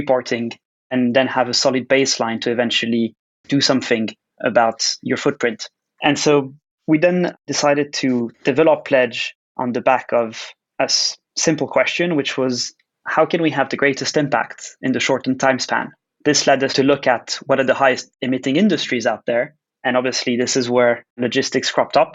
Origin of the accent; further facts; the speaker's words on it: Switzerland; I was actually born and raised in Switzerland